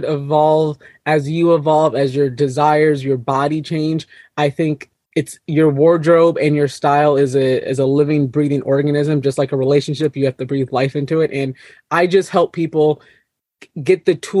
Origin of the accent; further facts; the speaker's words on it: Minnesota, United States; I was 5'10 and the only black girl in most of my classes growing up in Minnesota.